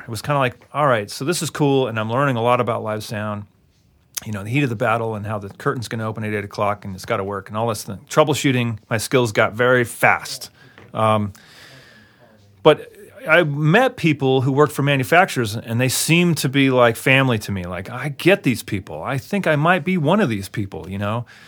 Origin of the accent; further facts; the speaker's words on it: Albuquerque, New Mexico, United States; moved away as an adult; I'm from Albuquerque